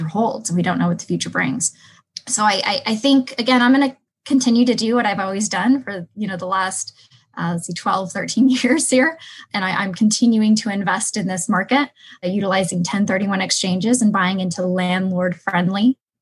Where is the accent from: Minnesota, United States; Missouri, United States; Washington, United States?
Washington, United States; Seattle; moved away as an adult; now in Phoenix, United States; I come from Seattle, Washington, which is one of the, well, it's becoming one of the most unfriendly landlord cities